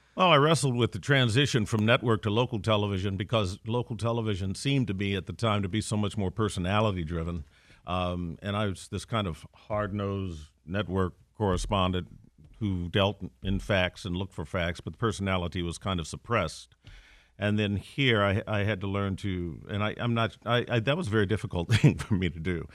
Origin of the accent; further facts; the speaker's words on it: Gary, Indiana, United States; moved away as an adult; also born or lived in Chicago / East Coast; now in Detroit, United States; I'm a Midwestern kid. I was born and raised in Gary, Indiana